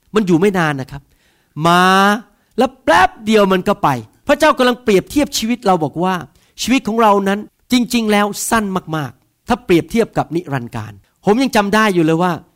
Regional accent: Bangkok, Thailand; also born or lived in Northern Thailand; ผมโตที่กรุงเทพนะครับ แต่เคยไปอยู่ที่ทางภาคเหนือ

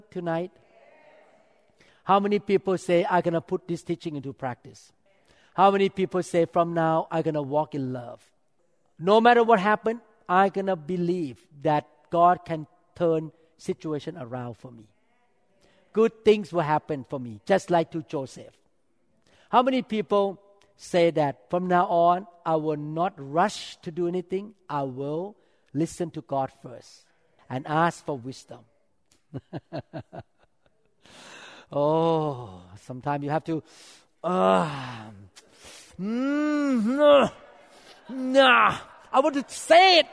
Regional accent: Thailand; moved away; I grew up in Thailand

